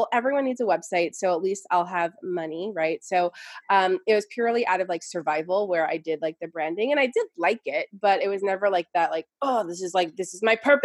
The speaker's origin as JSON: {"language": "English", "region": "New York", "country": "United States", "said": "I'm from New York. So I came from this like New York, like hustled, you know, corporate, very busy, go, go, go energy"}